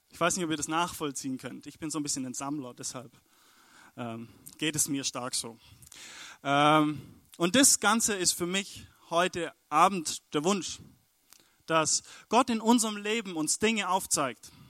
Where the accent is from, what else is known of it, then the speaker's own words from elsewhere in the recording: Stuttgart, Baden-Württemberg, Germany; wir kommen aus Stuttgart, genau, da sind wir angereist.